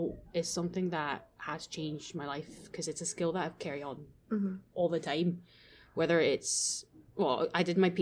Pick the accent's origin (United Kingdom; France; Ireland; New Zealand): France; moved away; also born or lived in Japan; I grew up going to school in France and went in kind of in my middle schoolish age. So we obviously, growing up in France